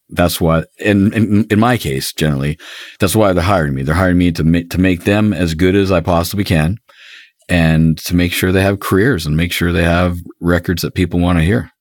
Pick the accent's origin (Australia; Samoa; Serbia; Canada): Canada; I'm Canadian